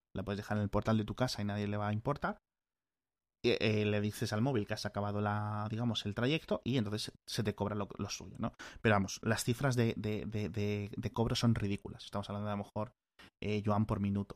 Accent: Spain; como europeo, como español

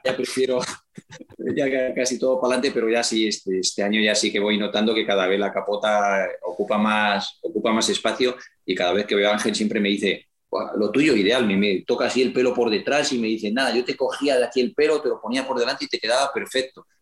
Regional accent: Astudillo, Castile and León, Spain; moved away; la foto que hay detrás es de Astudillo, es una foto de, mi pueblo

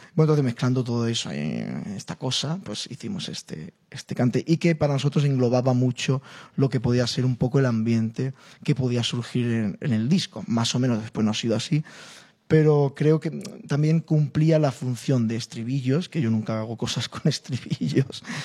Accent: Spain; como español, como flamenco

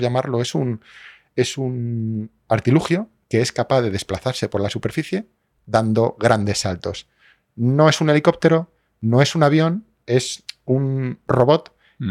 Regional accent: Spain; also born or lived in Madrid

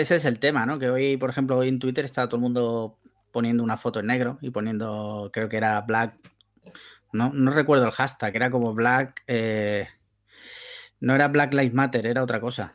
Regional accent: Andalusia, Spain; soy andaluz

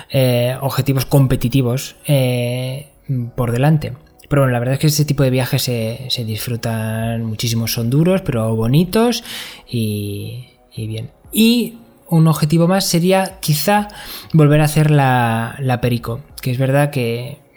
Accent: Castile and León, Spain; ir a, mi pueblo en bici, que está en León

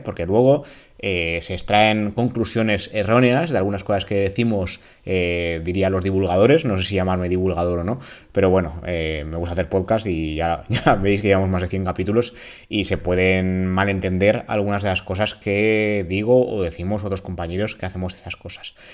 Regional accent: Valencian Community, Spain; en la comunidad valenciana

